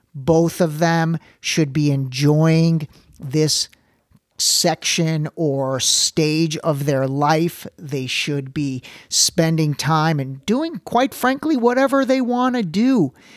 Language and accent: English; Ohio, United States; I lived, I grew up in Ohio